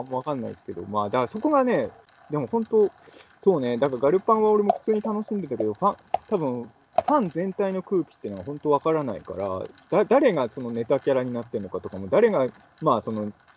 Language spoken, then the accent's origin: Japanese; Ibaraki, Japan; 僕、茨城出身の人なんで